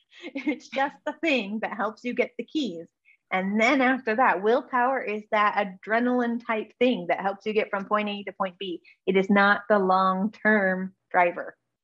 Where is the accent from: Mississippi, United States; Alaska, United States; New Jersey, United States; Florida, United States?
Alaska, United States; born there; Yeah, actually I was born in Alaska, so.